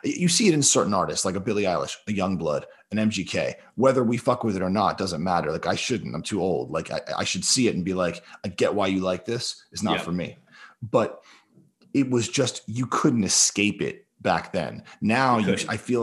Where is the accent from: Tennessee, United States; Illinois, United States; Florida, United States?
Florida, United States; growing up, like, you know, where I did in Florida